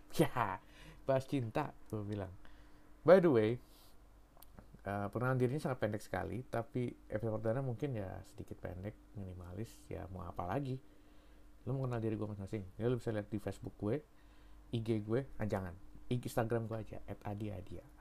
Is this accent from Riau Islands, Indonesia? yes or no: no; Jakarta, Indonesia; also born or lived in Solo; Tapi gue sendiri besar di Jakarta dan baru kali ini gue merantau ke negeri orang.